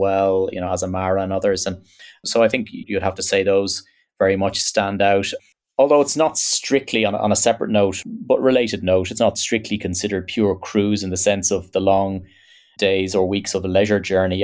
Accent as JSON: {"language": "English", "country": "Ireland", "said": "as an Irishman"}